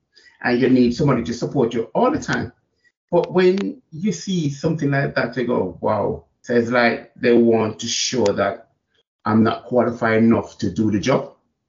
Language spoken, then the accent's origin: English; Jamaica; now in England, United Kingdom; We're coming from Jamaica and coming to England and start working in the prison service.